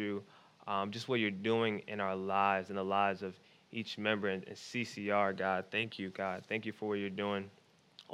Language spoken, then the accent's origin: English; Philadelphia, Pennsylvania, United States; I grew up in Philadelphia. I grew up in Philly